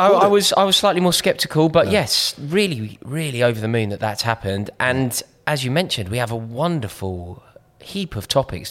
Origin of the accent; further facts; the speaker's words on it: London, United Kingdom; I grew up on the Kilburn High Road.